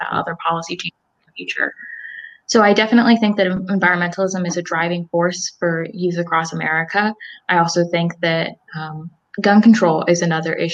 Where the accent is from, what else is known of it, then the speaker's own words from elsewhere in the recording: Salisbury, Maryland, United States; also born or lived in Elizabethtown, Pennsylvania; I am from Salisbury, Maryland